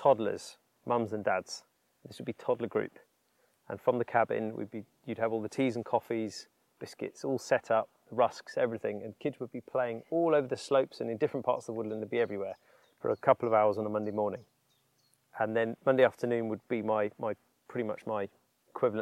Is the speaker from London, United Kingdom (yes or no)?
no; East Sussex, South East England, United Kingdom; I grew up in East Sussex